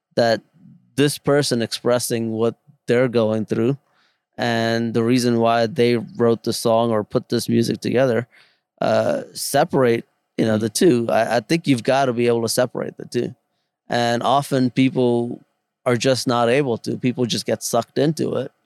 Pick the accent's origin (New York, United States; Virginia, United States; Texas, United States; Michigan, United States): New York, United States; New York City; also born or lived in India; back in the Bronx where I grew up.